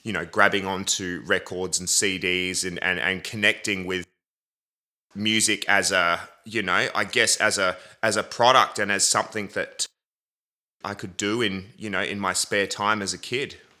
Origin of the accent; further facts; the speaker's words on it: Adelaide, South Australia, Australia; I was born in Adelaide, South Australia, at the Queen Elizabeth Hospital